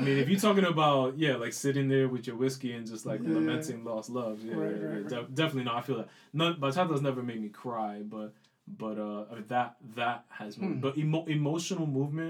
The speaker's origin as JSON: {"language": "English", "town": "New York City", "region": "New York", "country": "United States", "tie": "born or raised there", "said": "growing up in the South Bronx, a lot of tragedy, a lot of tough lessons learned just around me"}